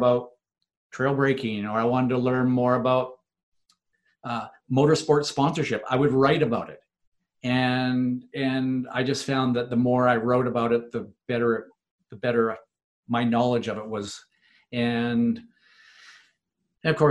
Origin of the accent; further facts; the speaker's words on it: Vancouver, British Columbia, Canada; my hometown in Vancouver in Canada